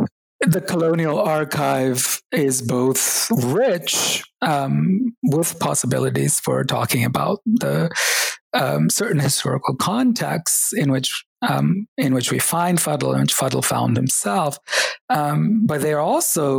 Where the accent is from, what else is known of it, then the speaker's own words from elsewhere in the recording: Kerala, India; born there; And I was reminded that even though I was born in Kerala, I had forgotten Malayalam, the language of the state.